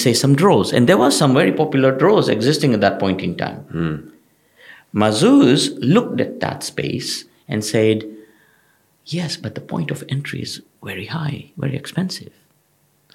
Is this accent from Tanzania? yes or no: yes; Tanzania; also born or lived in United Kingdom; now in United Arab Emirates; I'm originally from East Africa, from Tanzania.